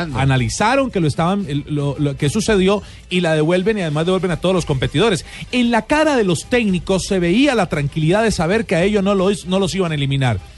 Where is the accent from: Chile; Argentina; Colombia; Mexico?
Colombia; Yo soy colombiano